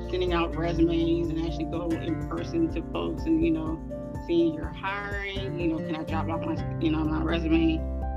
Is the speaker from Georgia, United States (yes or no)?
no; Inglewood, California, United States; I'm born and raised in Inglewood, California